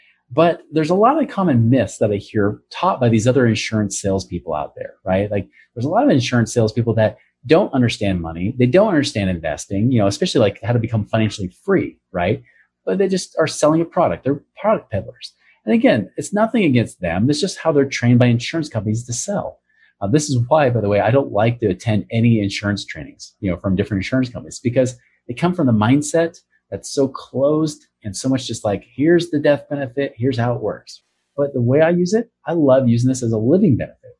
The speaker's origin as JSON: {"language": "English", "region": "Oregon", "country": "United States", "tie": "born or raised there", "moved": "yes", "lives_now": "Utah, United States", "said": "my home state, Oregon"}